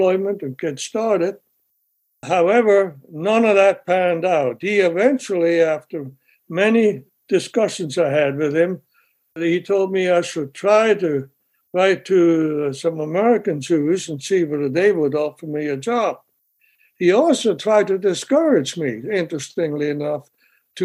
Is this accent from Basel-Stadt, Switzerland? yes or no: yes; Basel, Basel-Stadt, Switzerland; moved away as an adult; also born or lived in Rangoon, Burma / Albuquerque, New Mexico / Atlanta, Georgia / Philadelphia; now in United States; I grew up in Switzerland and then left Switzerland after with 21 years of age.